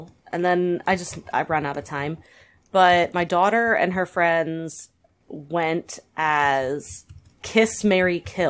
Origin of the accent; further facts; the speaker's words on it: United States; I'm very American.